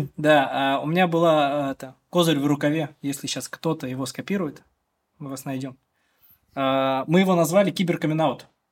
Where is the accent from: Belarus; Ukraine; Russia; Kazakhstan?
Russia; Chekmagush, Bashkortostan; Я из деревни, из Чекмагуши родом, это село в сторону на западе